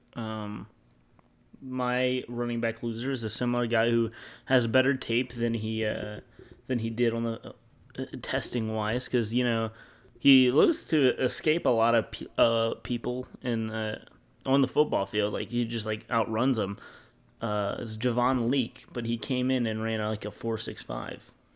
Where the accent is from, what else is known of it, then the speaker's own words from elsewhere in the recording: Louisiana, United States; I'm from Louisiana, I'm Southern.